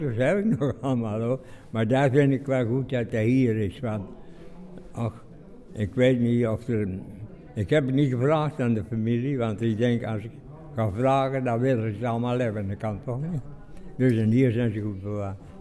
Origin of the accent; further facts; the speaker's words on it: Nistelrode, North Brabant, Netherlands; ik kom uit Nisrode eigenlijk, hè. Mijn opa en oma die hebben nog in eh, Nisrode bij ons gewoond